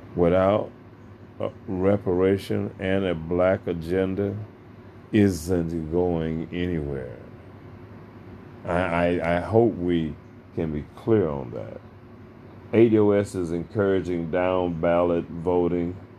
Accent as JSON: {"language": "English", "country": "United States", "said": "we are American citizens"}